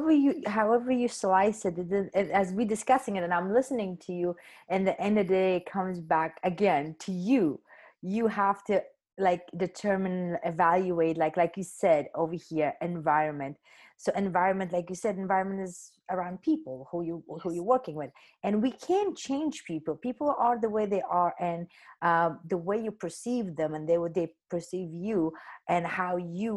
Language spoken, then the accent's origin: English; Afghanistan; moved away as an adult; So when I came from Afghanistan to India, and I was in Bombay for about 3 months